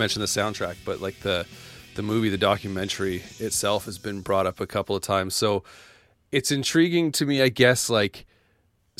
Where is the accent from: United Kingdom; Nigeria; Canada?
Canada; the prairies in Canada; growing up in Canada, and specifically where in Canada I am, like, I'm nowhere near Toronto, nowhere near Montreal, nowhere near Vancouver